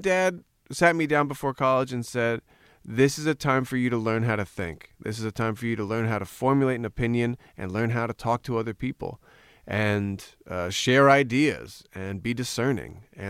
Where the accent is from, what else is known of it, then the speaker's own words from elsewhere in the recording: Glen Rock, New Jersey, United States; I grew up in Glen Rock, New Jersey. Small, 13,000 people, two train lines coming through. As corny as you could get American small town.